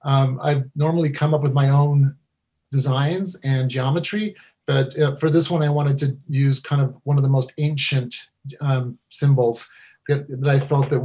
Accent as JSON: {"language": "English", "country": "Mexico", "moved": "yes", "lives_now": "United States", "said": "I'm from Mexico. I'm an immigrant with my family"}